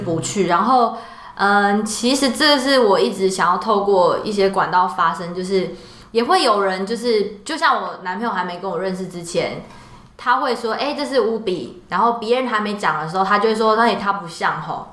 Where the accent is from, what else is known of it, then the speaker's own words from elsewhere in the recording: Taiwan; 我们每一年台湾这边也都会派人去参加